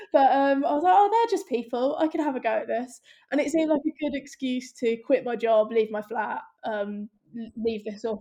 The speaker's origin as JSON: {"language": "English", "town": "Northampton", "region": "East Midlands", "country": "United Kingdom", "also_born_or_lived": "London", "moved": "yes", "said": "I'm from Northampton, so middle of the Midlands"}